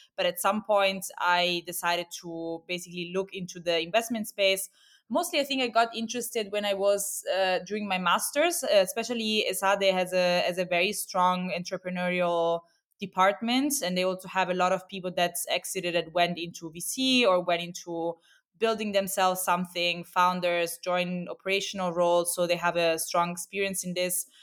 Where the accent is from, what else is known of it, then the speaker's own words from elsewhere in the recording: Rome, Lazio, Italy; moved away as an adult; also born or lived in Milan / Barcelona; now in Berlin, Germany; I'm, uh, originally Italian. I'm actually from Rome.